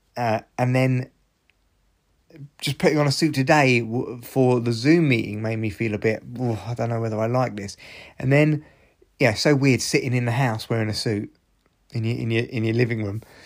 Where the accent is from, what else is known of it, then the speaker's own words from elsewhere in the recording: United Kingdom; we are British